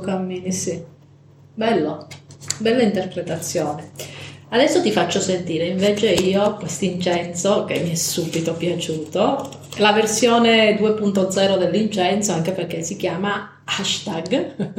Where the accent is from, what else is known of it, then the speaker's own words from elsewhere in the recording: Calabria, Italy; della festa padronale del mio paesino in Calabria